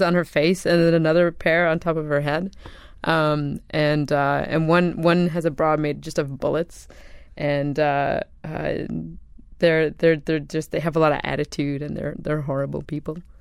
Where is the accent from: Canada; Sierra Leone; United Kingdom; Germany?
Canada; I'm from Canada